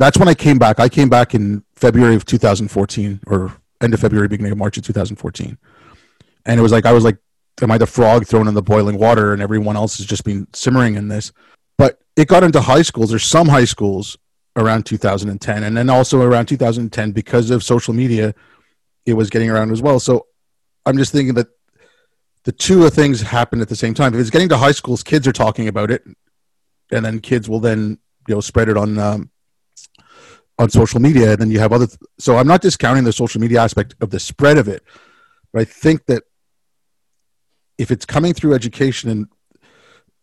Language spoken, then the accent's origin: English; Montreal, Quebec, Canada; also born or lived in India; especially in Montreal, because you have the French-English thing.